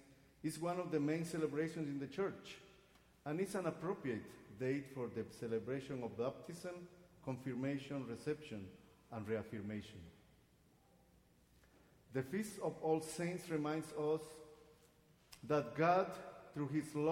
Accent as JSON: {"language": "English", "country": "Guatemala", "tie": "born or raised there", "moved": "yes", "said": "I was born and raised in Guatemala"}